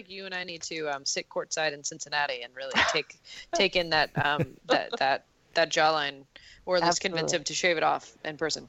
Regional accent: Montreal, Quebec, Canada; also, I'm from Montreal

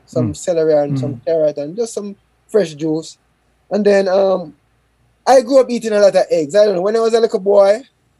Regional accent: Jamaica; I'm Jamaican.

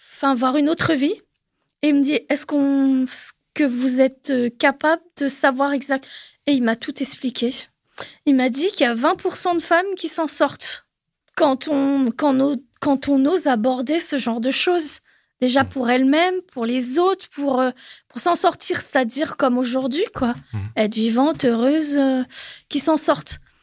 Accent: Normandy, France; moved away as an adult; also born or lived in Paris region; moi d'origine je suis normande, enfin de la Normandie.

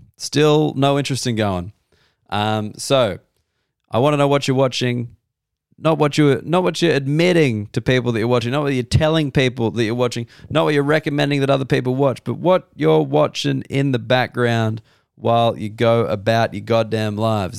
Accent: Sydney, New South Wales, Australia; Sydney's my hometown

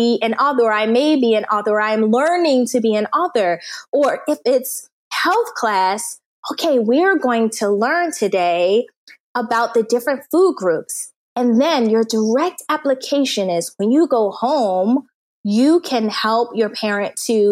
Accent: United States; moved away as an adult; also born or lived in Turkmenistan / South Korea; I'm an American

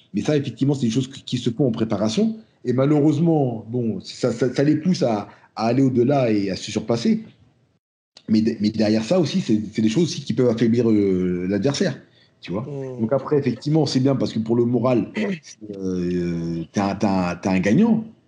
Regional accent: France; je suis français, mais, mais, si je suis africain et je porte mes, racines de, la même manière

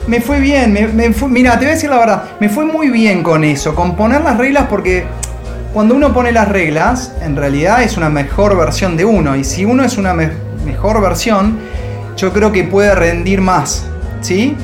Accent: Argentina; also born or lived in Madrid, Spain

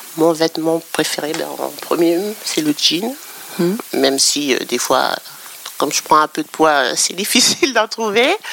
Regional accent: Normandy, France; moi, j'ai grandi en Normandie

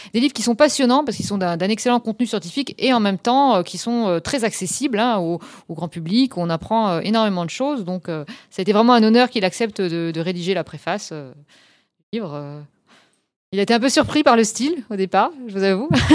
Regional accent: Lorraine, Grand Est, France; moved away as an adult; also born or lived in Strasbourg / Switzerland / Canada; je suis revenue en Lorraine plutôt, que je suis Lorraine de départ

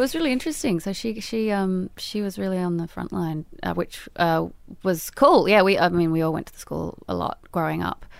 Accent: Sydney, New South Wales, Australia; moved away as an adult; We grew up in Balmain, which is sort of like an old drinking little village peninsula

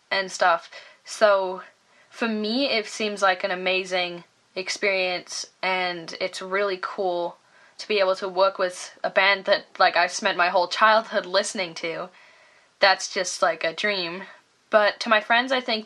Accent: Leeds, Yorkshire and the Humber, United Kingdom; we grew up in Leeds

